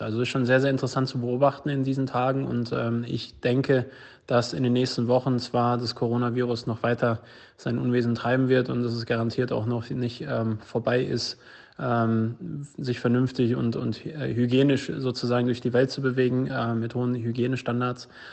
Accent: Dortmund, North Rhine-Westphalia, Germany; hier in Dortmund, ich komme ja aus Dortmund

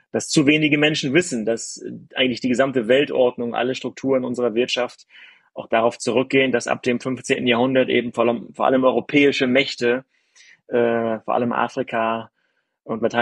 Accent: East Germany, Germany; Und ich bin in Ostdeutschland aufgewachsen, in der, in der unreligiösesten Region, die es überhaupt gibt, ja.

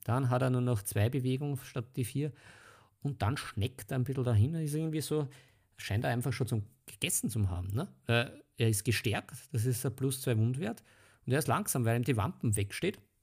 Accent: Vienna, Austria; bei uns in Wien

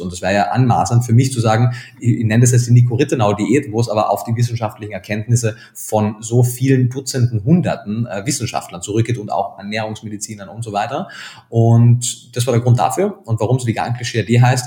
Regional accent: Austria; accent: Austrian; now in Germany; gebürtiger Österreicher, bin aber schon eine ganze Zeit lang in Deutschland, habe da meinen Lebensmittelpunkt

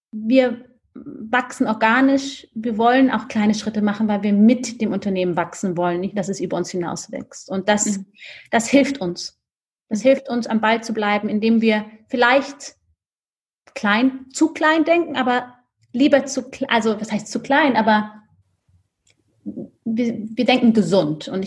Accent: Ethiopia; now in Germany; Und ich glaube auch die Tatsache, dass Sali und ich wir kommen aus Äthiopien. In all den Frauen sehen wir ein Stück weit uns selber.

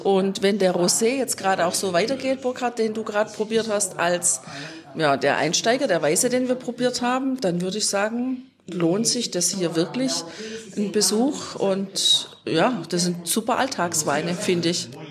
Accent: Germany; bei uns in Deutschland

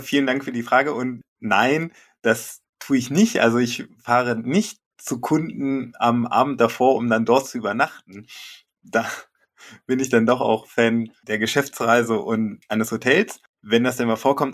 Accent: Germany; now in Porta Westfalica, Germany; Gebürtig komme ich aus dem Harz

